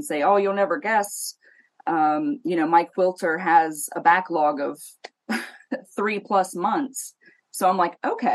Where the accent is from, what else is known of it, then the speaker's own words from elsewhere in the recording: Ohio, United States; I am from Ohio